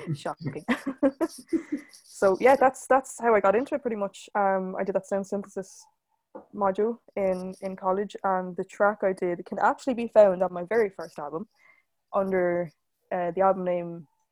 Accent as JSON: {"language": "English", "town": "Waterford", "region": "Munster", "country": "Ireland", "said": "I am from Waterford in Ireland"}